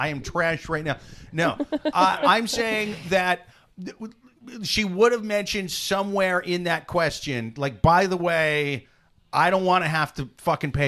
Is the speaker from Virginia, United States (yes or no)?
no; Iowa, United States; now in New York City, United States; I'm from Iowa